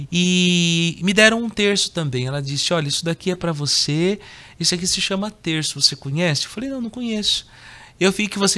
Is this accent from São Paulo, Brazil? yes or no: yes; São Paulo, Brazil; born there; Eu nasci em São Paulo, capital, dia 9 de outubro de 85.